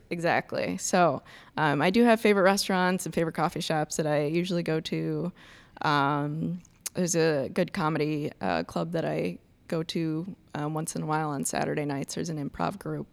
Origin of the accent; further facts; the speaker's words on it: Iowa, United States; moved away as an adult; also born or lived in North Carolina; now in Milwaukee, United States; I grew up in Iowa